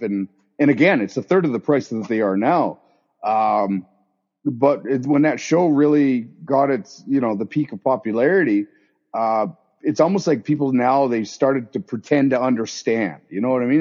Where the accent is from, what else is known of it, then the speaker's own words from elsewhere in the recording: southern Okanagan, British Columbia, Canada; I grew up down in the Okanagan, southern Okanagan, down in southern BC here